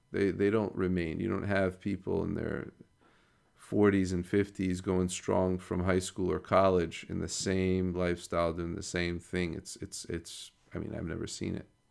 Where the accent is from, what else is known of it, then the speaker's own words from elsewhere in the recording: United States; growing up in America